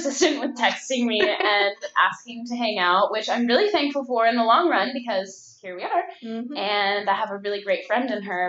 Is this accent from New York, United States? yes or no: no; Northern California, United States; moved away as an adult; also born or lived in Carmichael, California / Roseville, California; now in Orange County, United States; I was born and raised in California. I was born in Carmichael, California, which is close to Sacramento. I lived in various places in Northern California